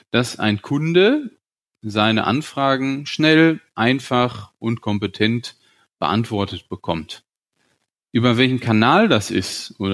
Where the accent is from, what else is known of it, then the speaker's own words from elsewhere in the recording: Gütersloh, North Rhine-Westphalia, Germany; Ich bin eben auch in Gütersloh aufgewachsen. Und dann gibt's auch nur zwei Unternehmen. Entweder du gehst zu Miele oder du gehst zum Bertelsmann.